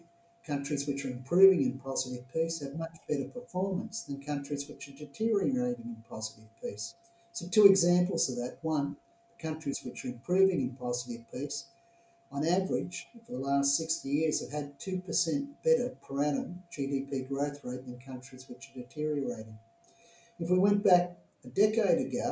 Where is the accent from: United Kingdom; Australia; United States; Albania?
Australia; my home country, Australia